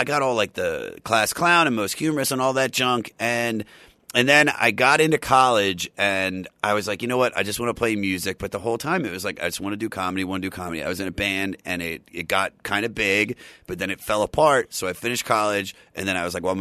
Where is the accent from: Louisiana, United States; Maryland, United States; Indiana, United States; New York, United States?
Maryland, United States; now in Los Angeles, United States; I'm from Maryland. I grew up in like a musical household